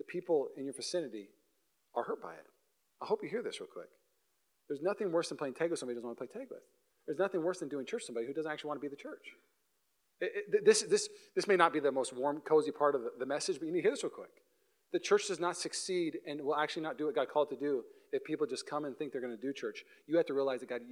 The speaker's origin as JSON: {"language": "English", "region": "Washington", "country": "United States", "accent": "Canadian", "moved": "yes", "lives_now": "Walnut Creek, United States", "said": "I'm from Washington, so I say bag and tag"}